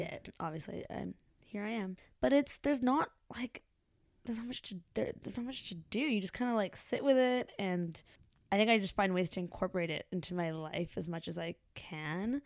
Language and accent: English; Vancouver, British Columbia, Canada; I was born in Vancouver, British Columbia, Canada.